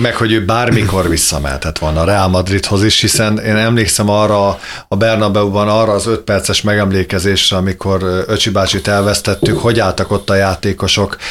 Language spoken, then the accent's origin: Hungarian; Hungary; magyar vagyok